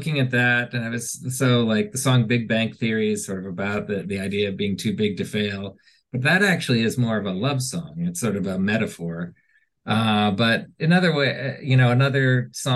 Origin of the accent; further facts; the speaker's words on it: Washington, District of Columbia, United States; moved away as an adult; now in Montclair, New Jersey, United States; I grew up in Washington.